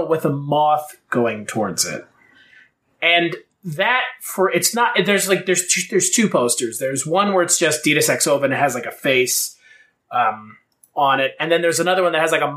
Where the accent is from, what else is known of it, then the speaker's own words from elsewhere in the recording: United States; we're American